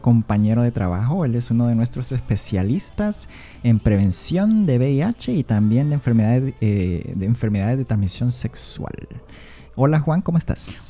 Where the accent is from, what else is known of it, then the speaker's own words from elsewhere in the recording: Honduras; first language Spanish; moved away as an adult; now in Seattle, United States; yo soy de Honduras